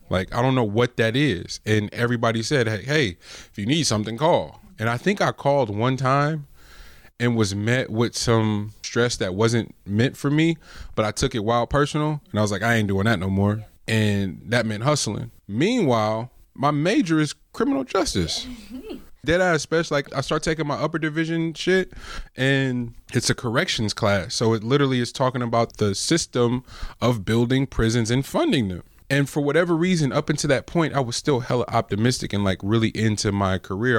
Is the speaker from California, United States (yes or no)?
yes; the Bay Area, California, United States; I'm from the Bay.